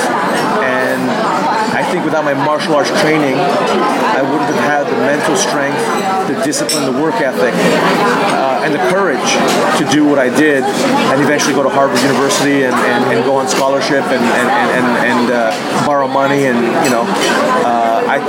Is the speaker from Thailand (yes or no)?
yes; Thailand; moved away as an adult; also born or lived in Boston area, United States; I grew up in Thailand